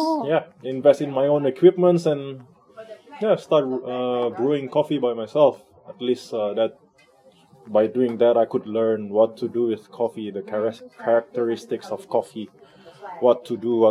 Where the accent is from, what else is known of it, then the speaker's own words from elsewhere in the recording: Indonesia; moved away as an adult; I'm from Indonesia.